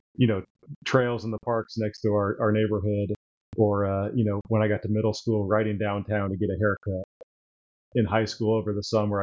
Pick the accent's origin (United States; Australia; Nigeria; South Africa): United States; Terre Haute, Indiana; i'm a lifelong hoosier born and raised in indiana um, grew up in terre haute so the west side of the state